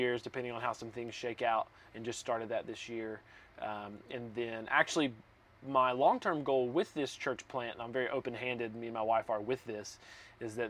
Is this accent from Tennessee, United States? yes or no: yes; Southeast Tennessee, United States; moved away as an adult; I grew up in Southeast Tennessee, and I lived there most of my life until just a few months ago